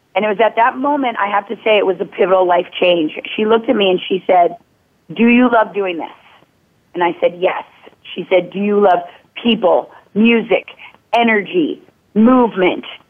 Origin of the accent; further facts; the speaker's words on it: Minnetonka, Minnesota, United States; moved away as an adult; now in California, United States; I grew up in Minnetonka, Minnesota